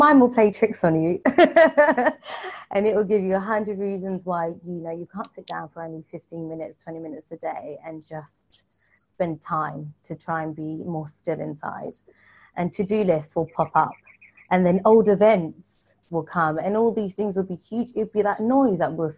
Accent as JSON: {"language": "English", "region": "London", "country": "United Kingdom", "tie": "born or raised there", "said": "I'm born and raised in London"}